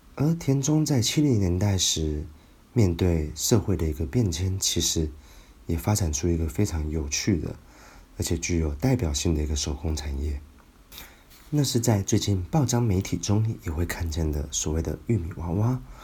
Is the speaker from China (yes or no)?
no; Taiwan; 身为台湾土生土长的文青